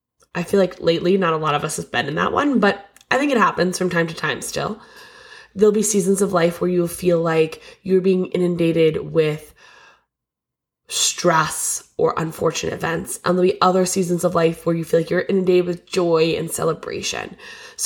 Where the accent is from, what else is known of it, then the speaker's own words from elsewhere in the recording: Lee, Massachusetts, United States; I'm opening a local yoga studio in my hometown of Lee, Massachusetts in January 2024.